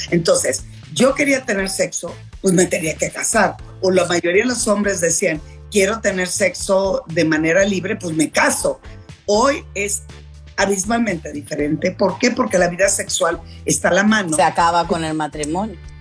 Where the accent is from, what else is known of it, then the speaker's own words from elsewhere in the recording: Culiacán, Sinaloa, Mexico; moved away; allá en Culiacán, en mi tierra, con mi familia